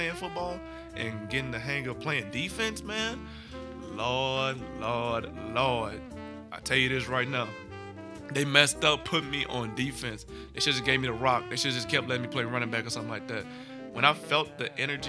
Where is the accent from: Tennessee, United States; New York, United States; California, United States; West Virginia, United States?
Tennessee, United States; Memphis; growing up in Memphis, I started playing football